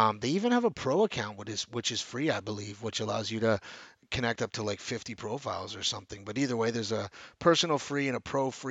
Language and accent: English; Vancouver, British Columbia, Canada; Vancouver, British Columbia, Canada, my hometown